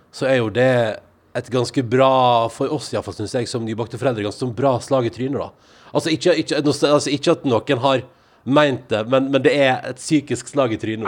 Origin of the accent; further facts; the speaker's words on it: Western Norway, Norway; jeg kommer jo fra pinnekjøttland